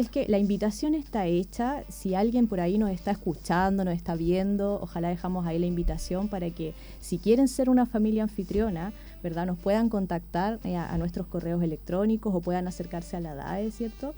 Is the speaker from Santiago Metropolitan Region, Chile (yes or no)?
no; Iquique, Tarapacá, Chile; moved away as an adult; now in Chillán, Chile; Yo vengo de Iquique